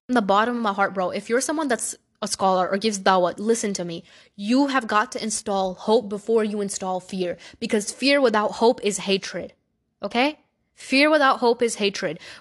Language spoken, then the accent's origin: English; New York City, New York, United States; I was born in Brooklyn, New York. I've lived there my whole life.